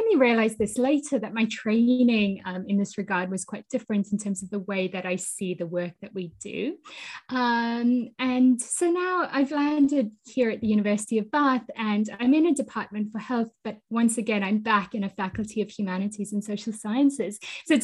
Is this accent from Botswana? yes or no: yes; Botswana; also born or lived in South Africa; I was born in South Africa and I grew up in Botswana.